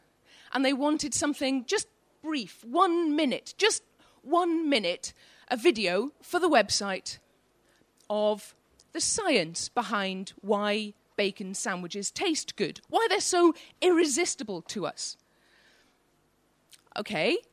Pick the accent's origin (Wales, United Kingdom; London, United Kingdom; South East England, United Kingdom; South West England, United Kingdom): Wales, United Kingdom; Welsh; now in Newcastle upon Tyne, United Kingdom; I'm Welsh